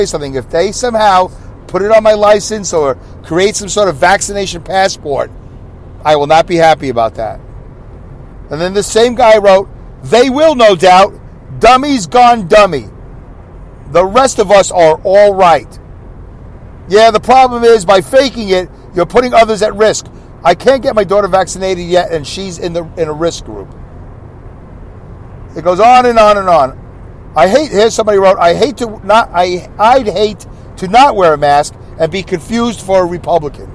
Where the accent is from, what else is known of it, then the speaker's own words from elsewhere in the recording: New York City, New York, United States; moved away; I came from New York City. I came from Brooklyn, New York.